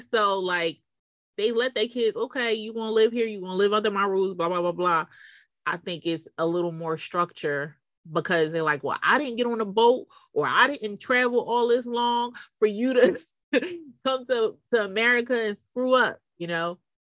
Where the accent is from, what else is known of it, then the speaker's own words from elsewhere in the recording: Philadelphia, Pennsylvania, United States; I growing up in Philly